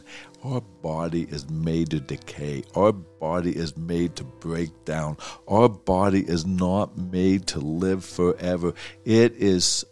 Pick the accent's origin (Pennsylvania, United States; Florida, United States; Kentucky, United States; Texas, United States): Pennsylvania, United States; Pittsburgh; We grew up in Pittsburgh